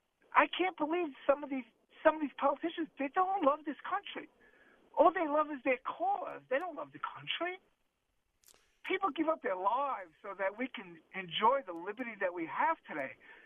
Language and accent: English; New York, United States; now in Clearwater, United States; I'm 67 years old. I'm born and raised in New York in the Bronx, moved to Clearwater, living a dream in Clearwater.